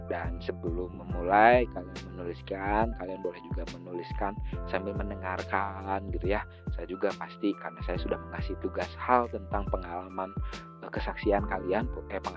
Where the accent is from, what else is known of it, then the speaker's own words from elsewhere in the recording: Bandung, West Java, Indonesia; saya besar di Bandung jadi eh, teman-teman yang ada di luar Bandung atau besar di luar Bandung, kalau misalkan kalian agak tidak mengerti bahasa saya karena kadang saya teh ngomong teh selalu ada campuran bahasa Sunda gitu ya.